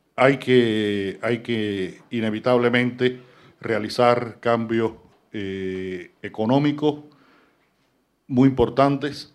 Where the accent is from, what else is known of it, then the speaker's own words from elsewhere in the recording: Cuba; Yo soy un cubano que vive en Cuba y que escribe sobre Cuba